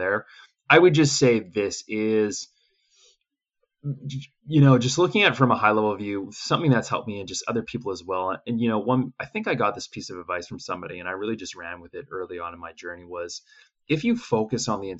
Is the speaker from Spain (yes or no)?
no; Canada; I'm originally from Canada. Yeah, some people can tell from my accent